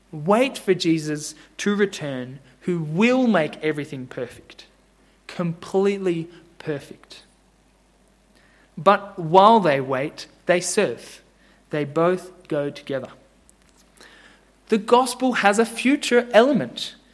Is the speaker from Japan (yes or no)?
yes; Japan; but I grew up in Japan, as I was telling Al, and I saw it every day. Millions of people in Japan serve and bow to idols.